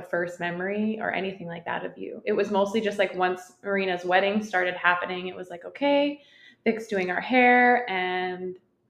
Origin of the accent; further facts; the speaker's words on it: Port McNeill, British Columbia, Canada; moved away as an adult; also born or lived in Vancouver; now in Lloydminster, Canada; I'm from Port McNeil, British Columbia, which is a really, really small town on the very northern tip of Vancouver Island.